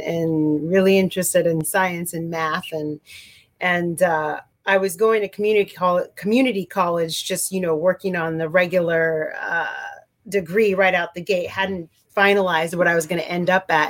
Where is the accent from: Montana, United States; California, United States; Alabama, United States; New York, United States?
California, United States; Santa Cruz; moved away as an adult; also born or lived in San Francisco, California / Colombia / East Coast; growing up in California in a quote unquote kind of granola town of Santa Cruz